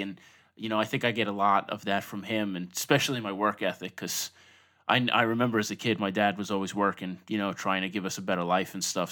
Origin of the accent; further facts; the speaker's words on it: Long Island, New York, United States; also born or lived in Brooklyn; I grew up in Long Island, not too far from Manhattan in general